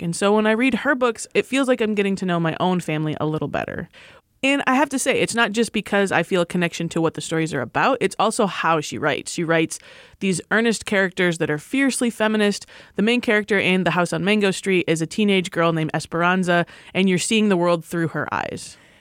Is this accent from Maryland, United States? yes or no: no; Michigan, United States; moved away; I grew up in Michigan